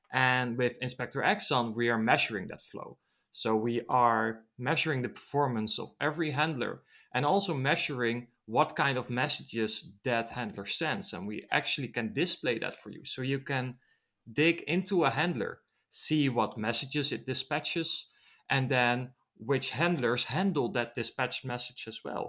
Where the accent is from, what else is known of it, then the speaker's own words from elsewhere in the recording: Netherlands; I'm from the Netherlands